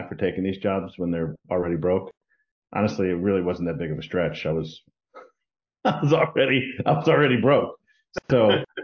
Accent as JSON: {"language": "English", "region": "Texas", "country": "United States", "tie": "born or raised there", "also_born_or_lived": "Washington, D.C. / Miami", "moved": "yes", "lives_now": "Florida, United States", "said": "I grew up in Texas"}